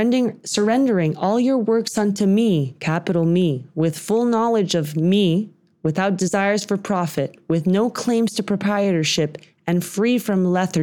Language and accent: English; Texas, United States; growing up in Texas